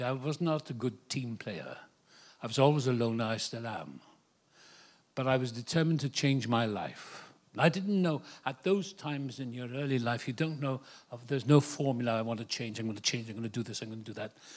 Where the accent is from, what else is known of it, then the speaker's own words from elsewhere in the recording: Wales, United Kingdom; now in Malibu, United States; I was born in Wales, the same place as Richard Burton